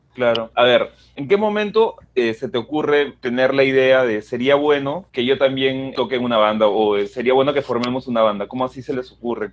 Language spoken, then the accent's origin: Spanish; Peru; desde nuestra posición peruana